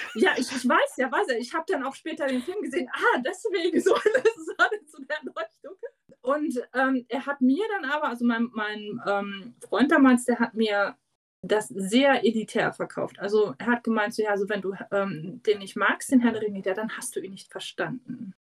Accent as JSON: {"language": "German", "region": "East Germany", "country": "Germany", "said": "ich komme ja aus dem Osten"}